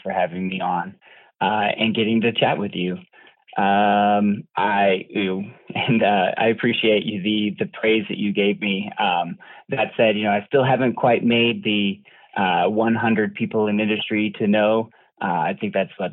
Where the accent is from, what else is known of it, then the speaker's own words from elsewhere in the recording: Douglasville, Georgia, United States; moved away; also born or lived in Colorado; Douglasville, Georgia was where I was born. Most of my family is actually all from the South